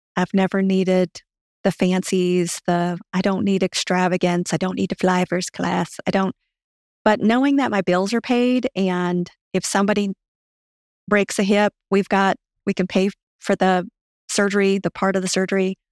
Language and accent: English; Louisiana, United States; accent: southern; also born or lived in Japan; now in Fort Myers, United States; I'm from Louisiana